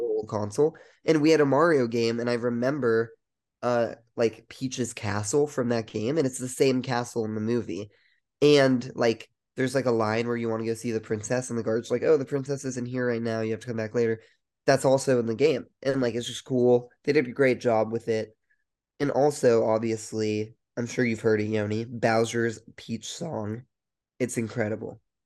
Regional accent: Colorado, United States; We're both from Colorado

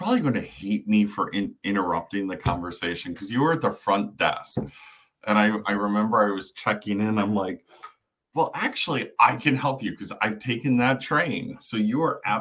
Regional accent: Rochester, New York, United States; moved away as an adult; also born or lived in Connecticut; I am a New York State native from Western New York, originally born and raised in Rochester

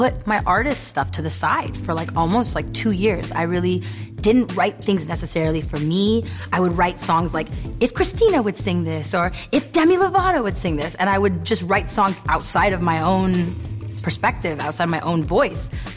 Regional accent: United States; being an American kid growing up here

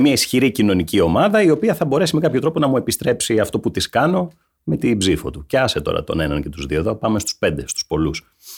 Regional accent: Laconia, Peloponnese, Greece; also born or lived in Vamvakou; είμαι από τη Λακωνία

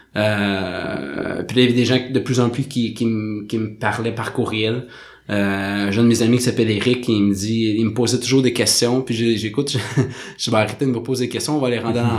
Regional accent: Saint-Jérôme, Quebec, Canada; moved away as an adult; now in Montreal, Canada; j'ai grandi à Saint-Jérôme, j'ai déménagé à Montréal dans le coin de 2010.

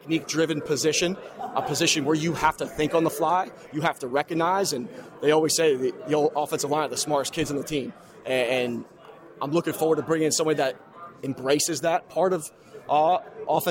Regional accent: Upper Saddle River, New Jersey, United States; moved away; Bergen County. Wife's from Paramus. I'm from Upper Saddle River.

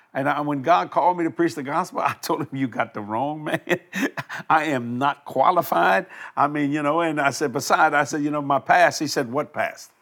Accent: United States; I'm an American here

